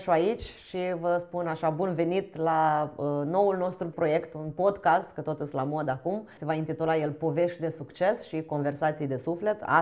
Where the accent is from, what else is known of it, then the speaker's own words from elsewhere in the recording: Târgoviște, Dâmbovița County, Romania; Eu sunt din Târgoviște